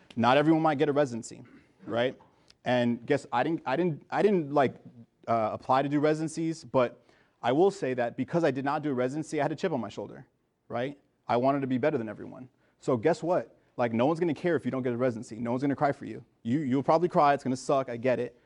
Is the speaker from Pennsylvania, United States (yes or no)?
no; Miami, Florida, United States; also born or lived in New Jersey / Trinidad and Tobago (parents); I was born in New Jersey, uh, but I was actually raised in Miami. So I'm a first generation American